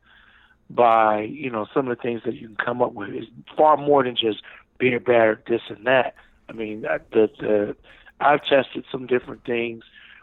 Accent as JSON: {"language": "English", "region": "New Jersey", "country": "United States", "moved": "yes", "lives_now": "North Carolina, United States", "said": "I'm originally from New Jersey"}